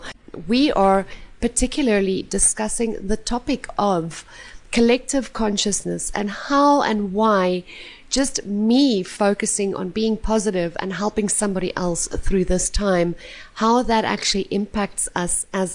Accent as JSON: {"language": "English", "country": "South Africa", "said": "I'm from South Africa"}